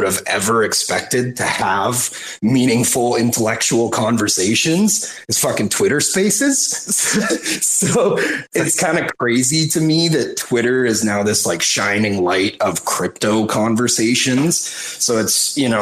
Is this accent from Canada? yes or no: yes; Canada; I'm a Canadian